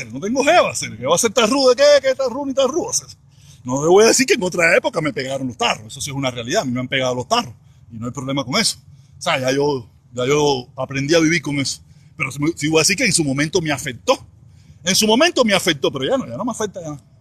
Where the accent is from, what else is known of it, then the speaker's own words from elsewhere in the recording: Cuba; now in Miami, United States; Soy protestón cubano